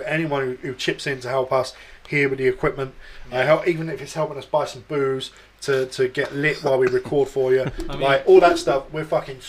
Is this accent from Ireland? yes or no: no; London, United Kingdom; moved away; I'm originally from London.